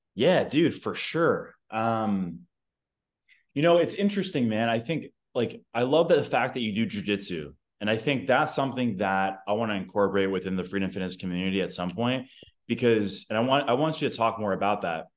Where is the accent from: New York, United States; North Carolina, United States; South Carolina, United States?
New York, United States; now in Austin, United States; I currently reside in Austin, Texas. I'm from New York